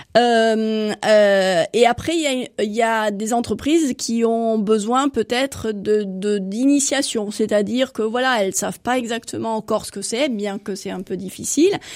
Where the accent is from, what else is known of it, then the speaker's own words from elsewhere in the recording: Netherlands; now in France; je suis néerlandaise